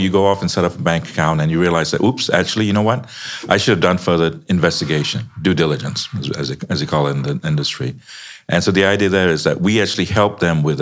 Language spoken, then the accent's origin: English; Chicago, Illinois, United States; I'm from the US, by the way. I'm from Chicago.